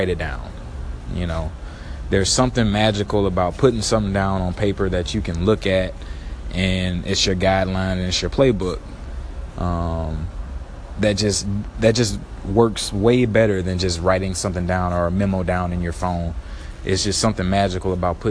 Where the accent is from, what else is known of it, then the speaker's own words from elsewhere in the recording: Baton Rouge, Louisiana, United States; moved away as an adult; also born or lived in San Antonio, Texas; now in Houston, United States; I'm originally born and raised in Baton Rouge, Louisiana